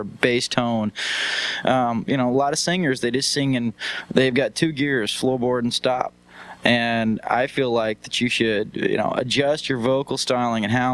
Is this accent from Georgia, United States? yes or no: yes; Atlanta, Georgia, United States; moved away as an adult; also born or lived in Kingsport, Tennessee; now in Tacoma, United States; I was born in Kingsport, Tennessee, and was raised in Atlanta, Georgia